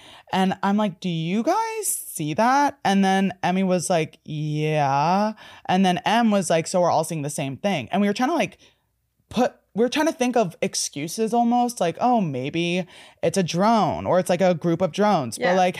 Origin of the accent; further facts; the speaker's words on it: New Jersey, United States; I'm from New Jersey.